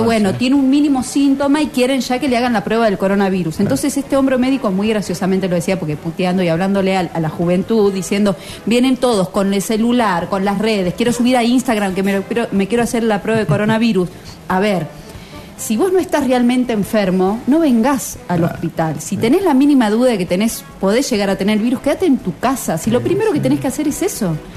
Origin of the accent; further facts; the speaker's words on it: Tucumán, Argentina; now in Córdoba, Argentina; vengo de Tucumán